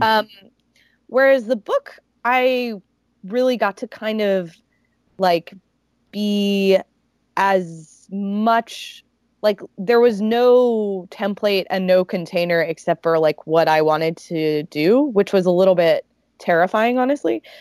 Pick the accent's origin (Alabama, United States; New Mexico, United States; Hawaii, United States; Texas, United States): Alabama, United States; moved away as an adult; now in New York, United States; growing up um, in Alabama